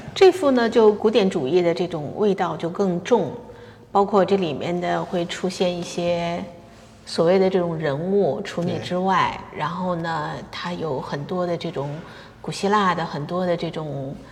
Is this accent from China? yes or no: yes; China; moved away as an adult; now in Los Angeles, United States; 我们是生长在 中国的那种环境下